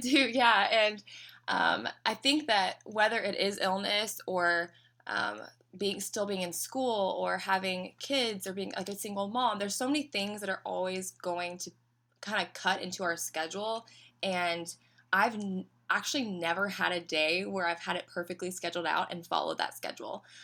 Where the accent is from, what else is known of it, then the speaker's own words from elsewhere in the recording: Knoxville, Tennessee, United States; moved away as an adult; now in Orlando, United States; I am from Knoxville, Tennessee originally, and, um, so some people say they can hear it in my accent